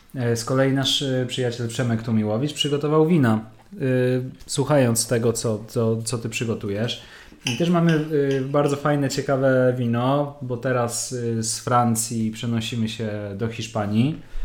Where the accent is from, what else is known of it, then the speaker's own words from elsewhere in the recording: Łódź, Łódź Voivodeship, Poland; u nas w Łodzi